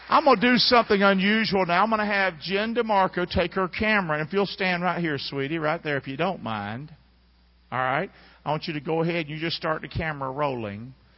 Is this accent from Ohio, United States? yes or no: no; Rockingham, North Carolina, United States; I'm from Rockingham, North Carolina, where we didn't get anything new. Not when I was a kid growing up